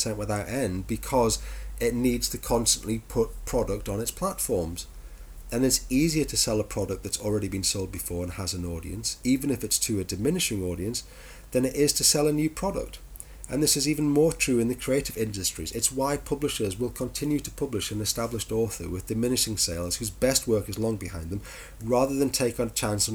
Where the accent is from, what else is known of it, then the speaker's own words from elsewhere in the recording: United Kingdom; we are British.